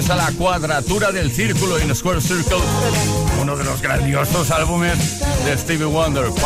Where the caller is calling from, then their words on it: Region of Murcia, Spain; Buenas tardes, Tony. … de Murcia.